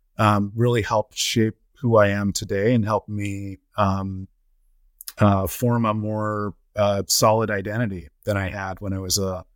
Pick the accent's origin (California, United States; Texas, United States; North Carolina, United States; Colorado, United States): Colorado, United States; born there; So he moved my mother, my brother at the time, all of whom were from and born and raised in Trinidad Tobago, to Colorado. And then I was born soon after.